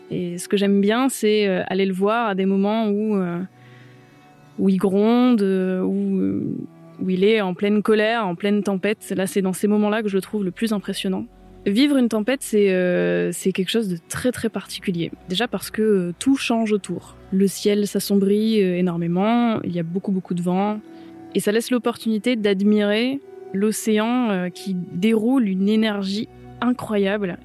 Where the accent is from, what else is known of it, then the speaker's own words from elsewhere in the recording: Mediterranean coast, France; now in Brittany, France; je viens de la Méditerranée